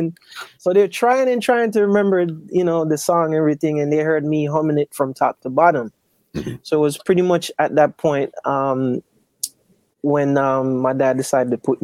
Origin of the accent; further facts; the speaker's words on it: Kingston, Jamaica; grew up in Kingston, Jamaica